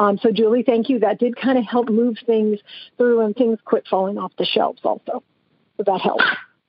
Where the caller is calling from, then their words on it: San Andreas, California, United States; I'm calling from San Andreas, California.